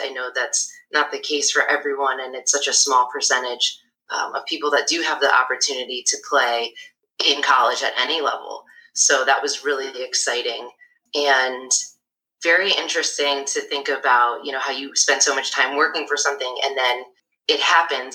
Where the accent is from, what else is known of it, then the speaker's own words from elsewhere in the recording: Syracuse, New York, United States; moved away as an adult; also born or lived in Durham, North Carolina / Brooklyn, New York; I was born and raised in Syracuse